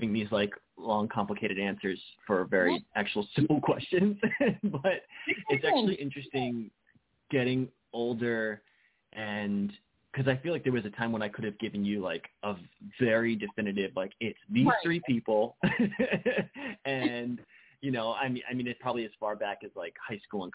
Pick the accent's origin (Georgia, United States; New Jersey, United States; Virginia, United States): New Jersey, United States; now in New York City, United States; I'm from New Jersey